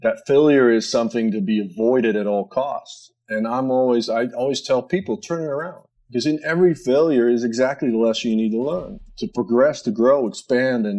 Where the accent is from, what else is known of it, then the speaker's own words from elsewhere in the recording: a little town outside Amsterdam, North Holland, Netherlands; moved away as an adult; born and raised just in a little sleeper town outside Amsterdam